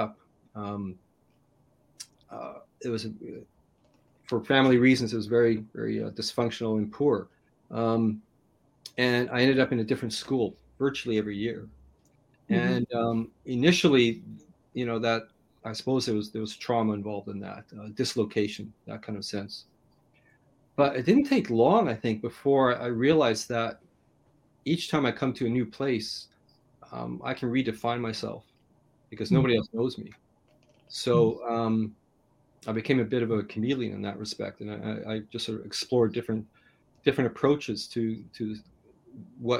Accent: Canada; I grew up in Canada, I'm pretty much in a state of poverty

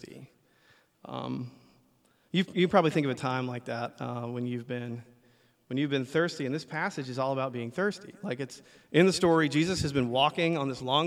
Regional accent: the South, United States; I grew up in the South

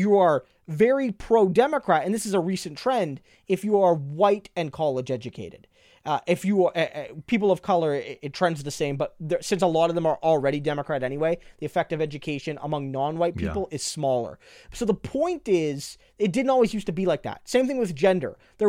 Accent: New Brunswick, Canada; I grew up in New Brunswick and lived mostly in the city, and in New Brunswick, the NDP didn't have a lot of success in any case.

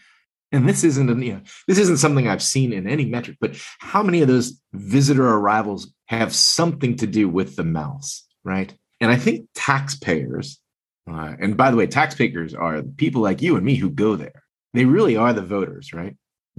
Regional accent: Cincinnati, Ohio, United States; In a city like my hometown, Cincinnati

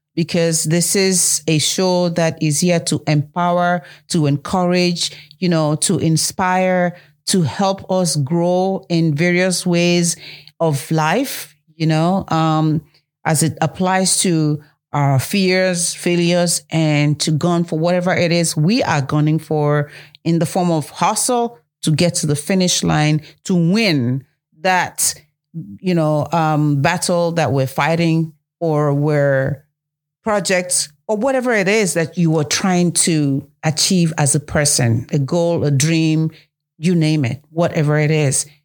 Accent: Nigeria; moved away; the motherland, Africa, Nigeria, my home country

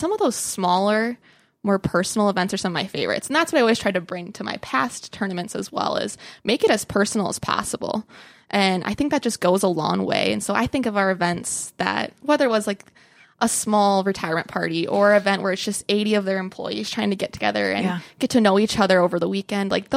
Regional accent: Clear Lake, South Dakota, United States; I'm originally from Clear Lake, South Dakota, about 90 miles from here north, a small town of 1,000 people

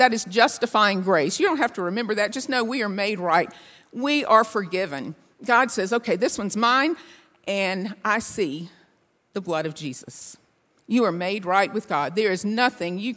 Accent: Bible Belt, Southern United States, United States; people born and raised in the Bible Belt

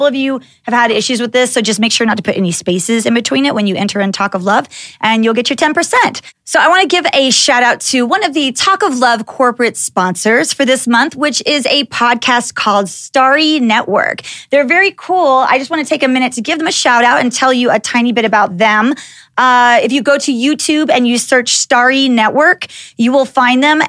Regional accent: Dallas, Texas, United States; being a little white girl growing up in Dallas, Texas

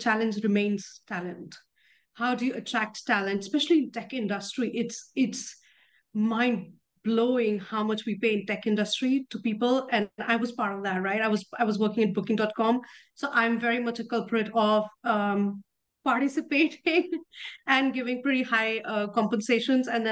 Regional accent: India; moved away as an adult; also born or lived in Europe / Netherlands; I grew up in India, but I've lived as much out of India, especially in Europe, as in India

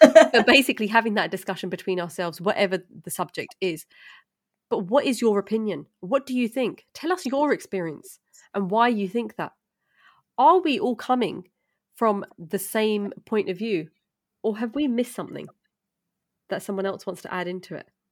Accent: London, United Kingdom; I'm from East London

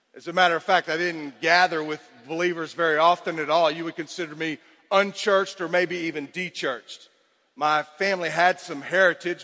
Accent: Cypress, Texas, United States; I grew up in Cypress, Texas

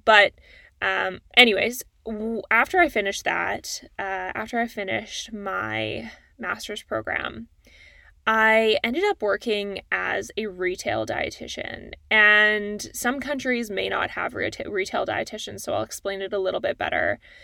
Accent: Calgary, Alberta, Canada; now in Toronto, Canada; I'm a Canadian. Uh, I grew up in Calgary, Alberta, and now I live in Toronto.

